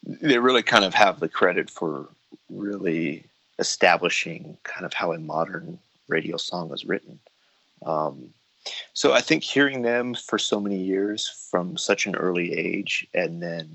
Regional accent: Los Angeles, California, United States; also born or lived in San Diego; I grew up in Los Angeles and in San Diego, so you're always driving

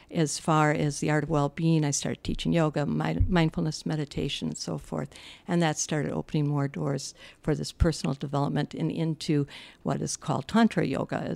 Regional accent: Midwest, United States; I'm from the Midwest.

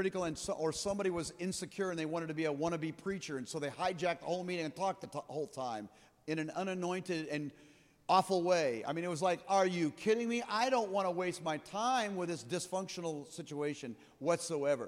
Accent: Midwest, United States; also born or lived in Colorado; I'm from here. This is my hometown.

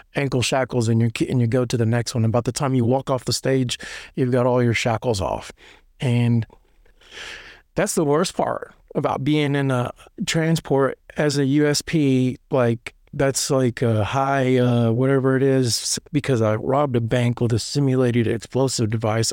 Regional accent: Lebanon, Tennessee, United States; I'm from, like, Lebanon, Tennessee. It's, like, twenty minutes east of Nashville

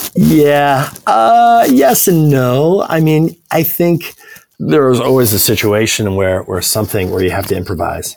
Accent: Evanston, Illinois, United States; also born or lived in Paris, France; I grew up in Evanston, which is just uh, a north northern suburb of Chicago.

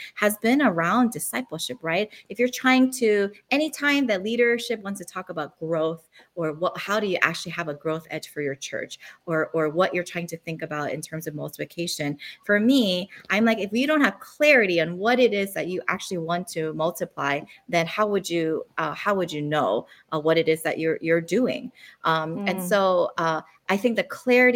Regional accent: Philadelphia, Pennsylvania, United States; moved away as an adult; also born or lived in South Korea; now in Honolulu, United States; I was born in South Korea. My family immigrated to the United States to Philadelphia. So I did all my growing up, becoming an adult in West Philadelphia

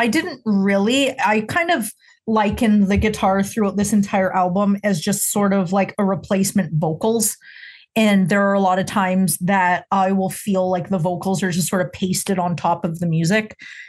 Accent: Canada; Being Canadian

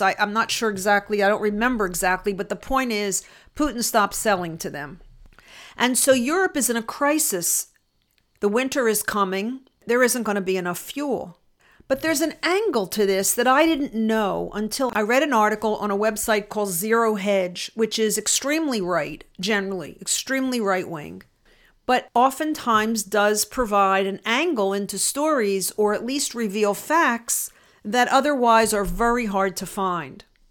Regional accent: Philadelphia, Pennsylvania, United States; moved away; I grew up in Philadelphia, suburban Philadelphia.

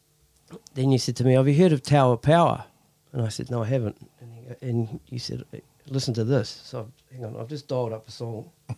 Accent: New Zealand; So did my research, found out who you guys were, because I came from New Zealand.

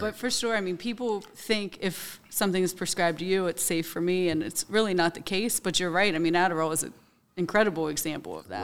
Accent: Hagerstown, Maryland, United States; I'm from Hagerstown. I graduated from South Hagerstown High School in two thousand four

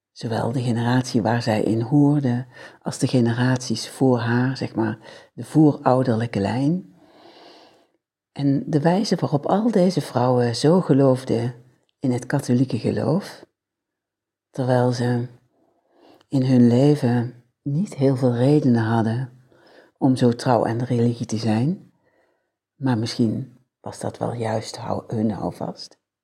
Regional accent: a village in Limburg, Netherlands; accent: soft G (Limburg); 55 jaar geleden werd ik als babytje geboren. In een huis, 201 kap, in een, en misschien hoor je het nog wel een beetje aan mijn zachte G, een Limburgs dorp

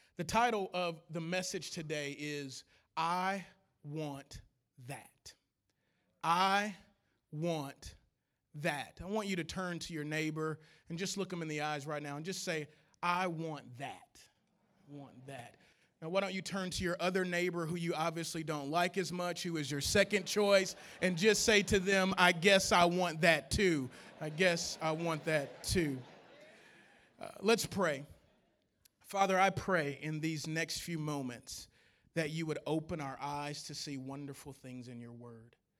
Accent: Louisiana, United States; I'm from Louisiana

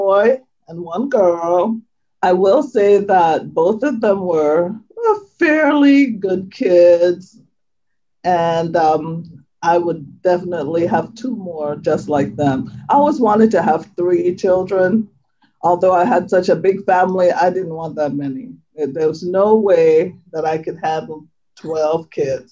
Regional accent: St. Thomas, U.S. Virgin Islands; moved away; I was born, raised on the island of St. Thomas

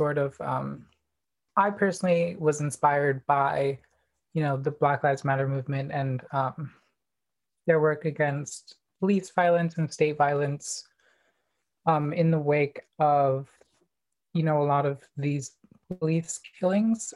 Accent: Anchorage, Alaska, United States; I grew up here in Anchorage on Dena'ina land

